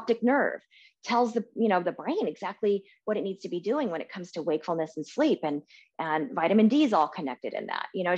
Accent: Portland, Oregon, United States; moved away as an adult; also born or lived in California; I grew up in Portland my whole life and, I didn't have an umbrella until I moved to California

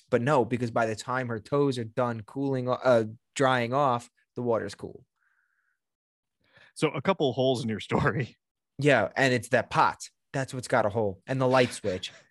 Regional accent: Sicily, Italy; That's what we're from Sicily.

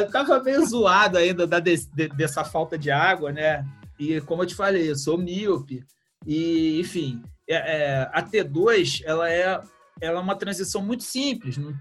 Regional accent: Rio de Janeiro, Brazil; eu sou do Rio de Janeiro

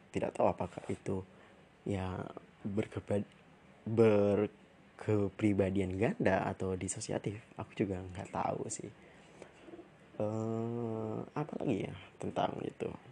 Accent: Pekanbaru, Riau, Indonesia; also born or lived in Jakarta; daerah asalku ya, itu di Riau, di Kota Pekanbaru

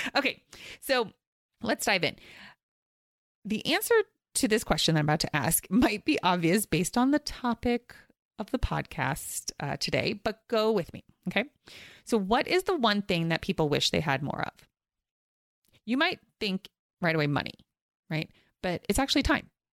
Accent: East Coast, United States; now in Los Angeles, United States; I grew up on the East Coast

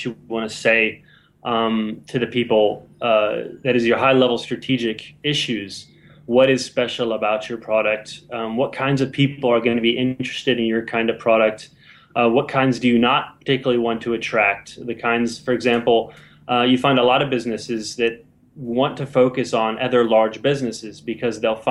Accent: United States; now in London, United Kingdom; I'm an American digital marketer working for Velocity Partners in London

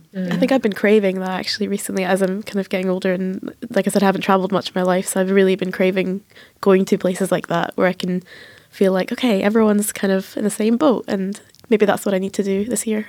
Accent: Edinburgh, Scotland, United Kingdom; I'm from Edinburgh and I was born in Edinburgh and I've lived there my whole life

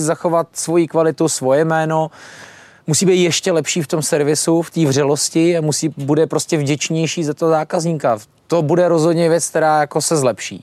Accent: Czechia; my jako Češi

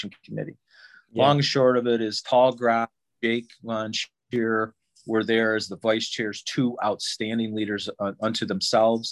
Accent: near Watertown, New York, United States; now in Rochester, United States; where I grew up was near Watertown, but now I live in western New York between Syracuse and Buffalo, right up on Lake Ontario at Rochester

